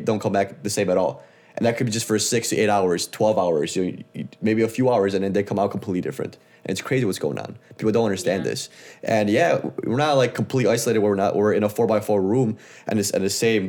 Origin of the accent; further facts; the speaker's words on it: Chicago, Illinois, United States; now in California, United States; we grew up in the Midwest